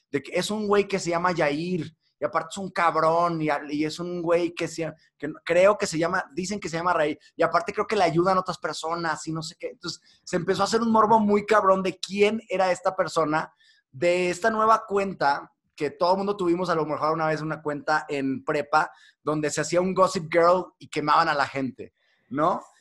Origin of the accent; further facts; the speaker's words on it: Mexico; now in London, United Kingdom; Soy mexicano, sí.